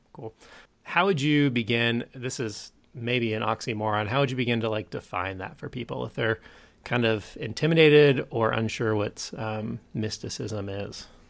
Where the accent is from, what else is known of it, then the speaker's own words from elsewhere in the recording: Kansas City, United States; also born or lived in California; I grew up in Kansas City